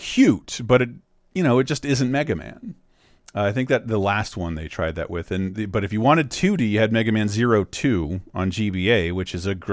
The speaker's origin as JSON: {"language": "English", "country": "United States", "said": "I'm American"}